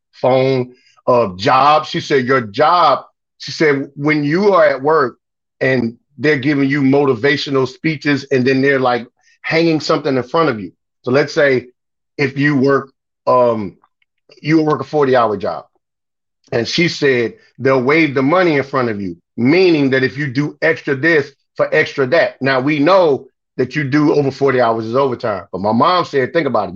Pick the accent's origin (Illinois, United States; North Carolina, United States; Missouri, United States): Illinois, United States; Chicago; also born or lived in Miami; I was born in Miami and grew up in Chicago